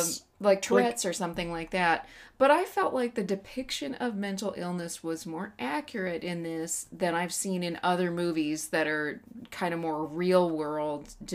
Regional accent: West Texas, United States; moved away; I grew up in West Texas.

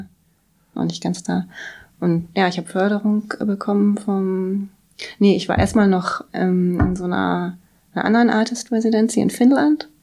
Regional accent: Bremen, Germany; moved away as an adult; also born or lived in Berlin / Kassel; ich komme aus Bremen

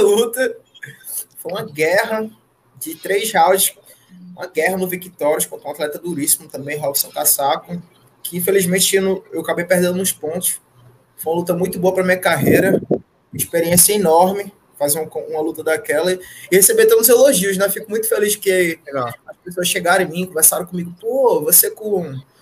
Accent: Fortaleza, Ceará, Brazil; moved away as an adult; now in Natal, Brazil; Eu não sou daqui, eu sou de Fortaleza. Eu cresci em Fortaleza, sou de lá, nasci lá, cresci lá, me criei

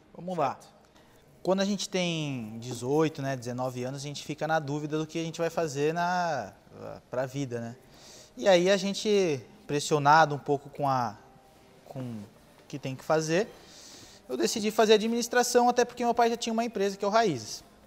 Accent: Ubatuba, São Paulo, Brazil; sou nascido em São Paulo, com dois anos eu vim para Ubatuba

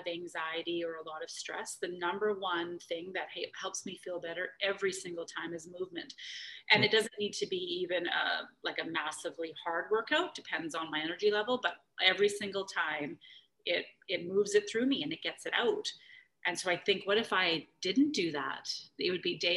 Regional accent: Calgary, Alberta, Canada; back when I grew up in Calgary

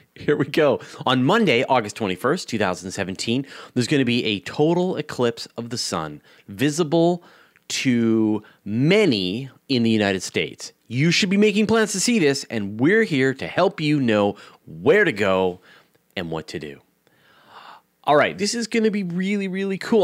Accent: Canada; as a Canadian

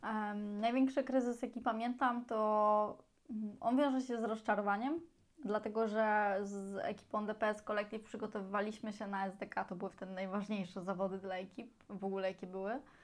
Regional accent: Poland; jesteśmy zajebistą ekipą z Polski

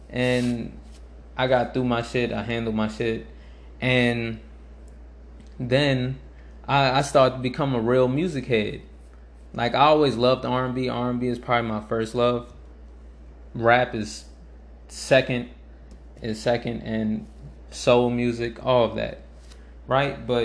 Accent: New Orleans, Louisiana, United States; I'm from New Orleans. I I was actually late to …. I was late to … because I I came to him when I I started coming back to uh when I came back here for high school

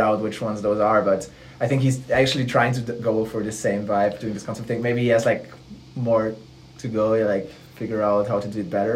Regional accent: Ludwigsburg, Baden-Württemberg, Germany; I'm from Ludwigsburg, which is like a city in Baden-Württemberg

